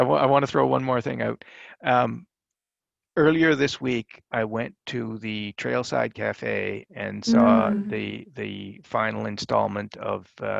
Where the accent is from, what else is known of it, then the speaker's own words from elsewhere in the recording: St. John's, Newfoundland and Labrador, Canada; I was born in St. John's.